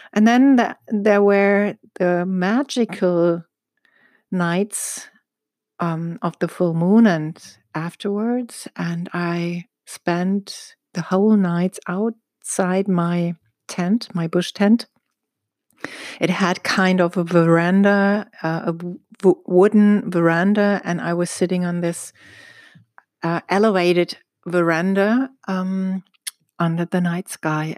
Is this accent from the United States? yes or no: no; Egypt; I was born in Egypt and raised in Egypt